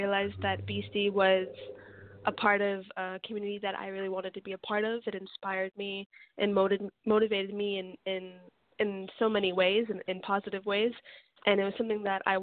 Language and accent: English; Pelham, New York, United States; moved away as an adult; also born or lived in Bronx, New York; now in Los Angeles, United States; I'm from Pelham, which is a suburb right outside of Manhattan, and then my boyfriend and I lived in the Bronx for about 7 years